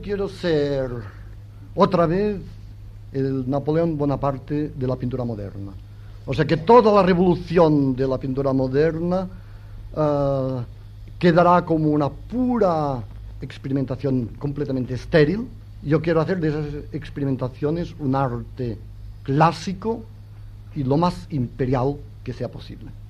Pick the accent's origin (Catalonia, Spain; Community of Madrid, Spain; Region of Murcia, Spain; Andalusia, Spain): Catalonia, Spain; yo soy catalán